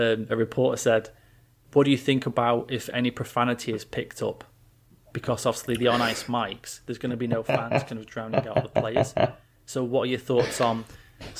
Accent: England, United Kingdom; I'm fucking English

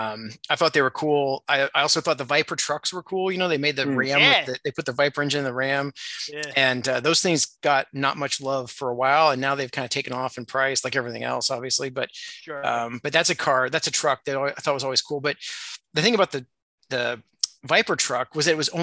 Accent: Indiana, United States; I grew up in Indiana

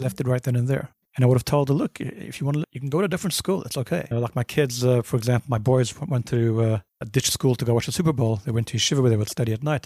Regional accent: Johannesburg, Gauteng, South Africa; moved away as an adult; also born or lived in Cape Town, South Africa / Brooklyn / New Jersey / New Haven; now in United States; I was born in Cape Town. Grew up in Johannesburg.

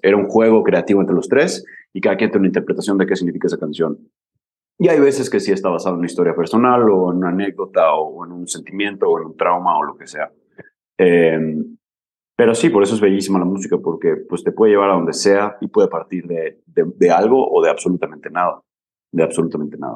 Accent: Mérida, Yucatán, Mexico; also born or lived in Barcelona / Scotland; somos de Mérida, queremos llegar a otra parte, pero estamos en Mérida

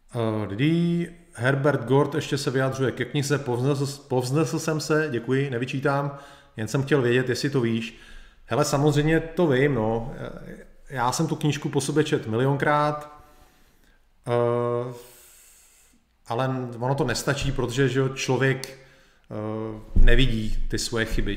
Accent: Czechia

